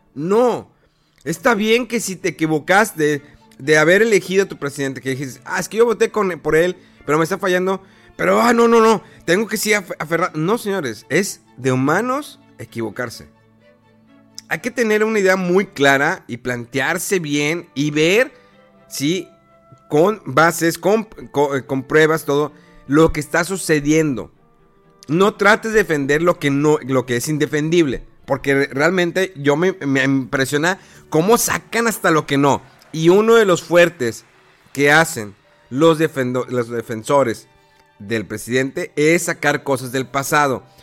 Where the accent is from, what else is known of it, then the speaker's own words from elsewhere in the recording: Mexico; como mexicano, como votante